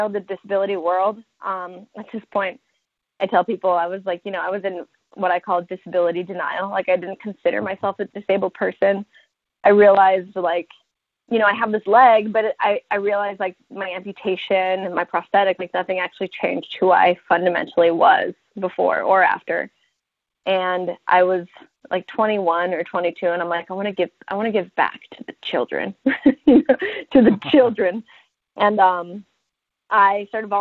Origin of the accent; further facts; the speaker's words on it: Denver, Colorado, United States; I was born in Denver, Colorado, and I grew up there